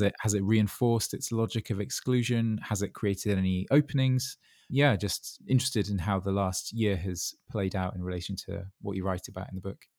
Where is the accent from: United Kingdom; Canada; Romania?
United Kingdom; Dorset, South West England; I grew up in Dorset